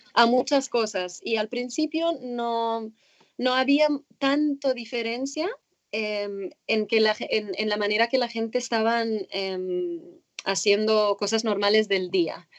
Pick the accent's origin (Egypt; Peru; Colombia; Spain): Egypt; Cairo, Cairo Governorate; moved away as an adult; now in United States; nací en Cairo, en Egipto. Empecé con el nado sincronizado en mi club en Cairo cuando tenía 12, eh, no, 8, 7, 8 años